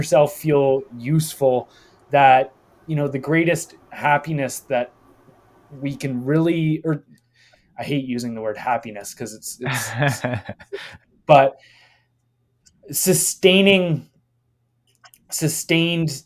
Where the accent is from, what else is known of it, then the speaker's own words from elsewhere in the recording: Canada; I'm Canadian